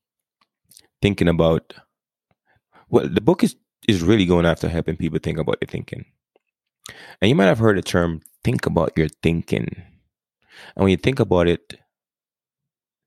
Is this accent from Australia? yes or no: no; Jamaica; moved away; I grew up in Jamaica. I mean, I learned English growing up, but we speak something else.